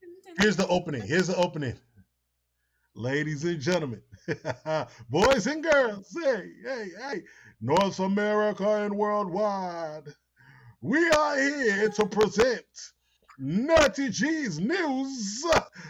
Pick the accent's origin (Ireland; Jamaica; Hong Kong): Jamaica; now in United States; I'm Jamaican